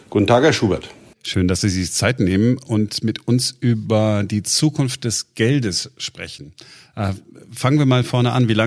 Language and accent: German; Germany; Warum sind wir Deutsche so, so, so Bargeld fixiert eigentlich?